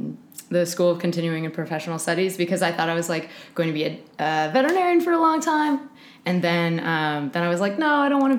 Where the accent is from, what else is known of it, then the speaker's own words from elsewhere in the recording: Oakland, California, United States; Oakland, California.